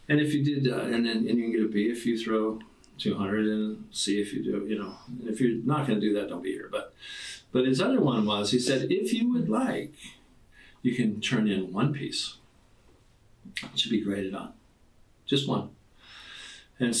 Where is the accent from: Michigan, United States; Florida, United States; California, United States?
California, United States; Orange County; moved away as an adult; now in Coeur d'Alene, United States; I grew up in Orange County